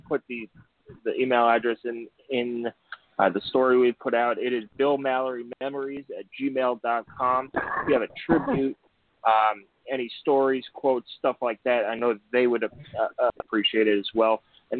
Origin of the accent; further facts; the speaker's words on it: New York, United States; moved away; Yeah, and that growing up in New York